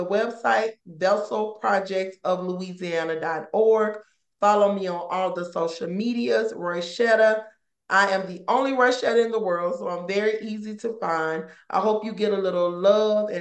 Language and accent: English; Ruleville, Mississippi, United States; moved away as an adult; now in Louisiana, United States; We're from a town in Mississippi called Ruleville. That's where my mom raised us.